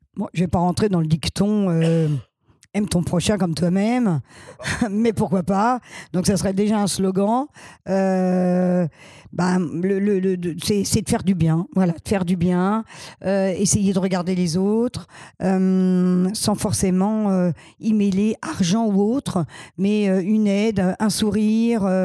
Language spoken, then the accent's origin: French; Paris, Île-de-France, France; je suis né à Paris 12e et je suis, euh, j'ai vécu à Paris qu'à Paris